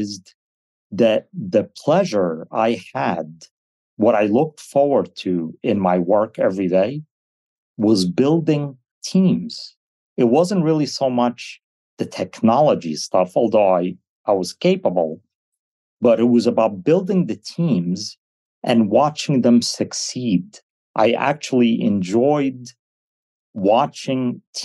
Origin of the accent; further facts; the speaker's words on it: United States; English is a second language; I wasn't born in the States. I came as 7 years old. So I've never considered English as my first language